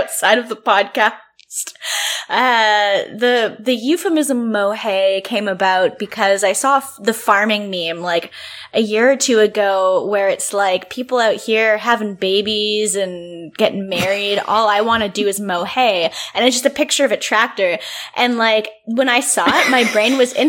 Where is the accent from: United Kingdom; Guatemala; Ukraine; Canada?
Canada; I'm from Canada